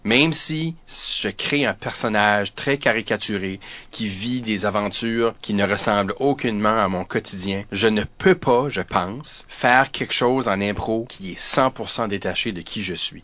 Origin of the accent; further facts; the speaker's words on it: New Brunswick, Canada; also born or lived in Ottawa; je fais partie de l'Acadie. Euh, tu sais, je suis donc je suis néo-brunswickois, je suis canadien